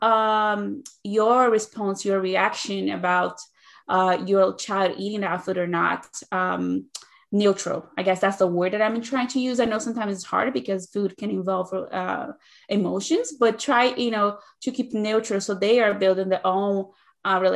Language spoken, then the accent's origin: English; Brazil; English is a second language; moved away as an adult; now in United States; I'm originally from Brazil, so that is the reason for the accent that you might be picking up